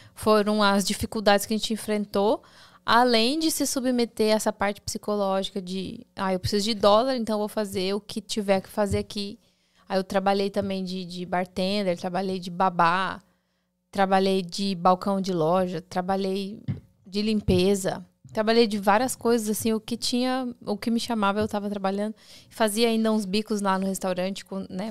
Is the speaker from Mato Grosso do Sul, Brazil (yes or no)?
yes; Campo Grande, Mato Grosso do Sul, Brazil; moved away as an adult; now in United States; a gente saiu de Campo Grande, daí vai para São Paulo